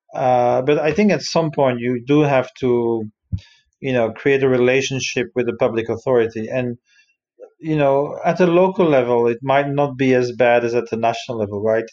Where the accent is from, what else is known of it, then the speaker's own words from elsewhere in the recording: Brussels, Brussels-Capital Region, Belgium; moved away; I come originally from Brussels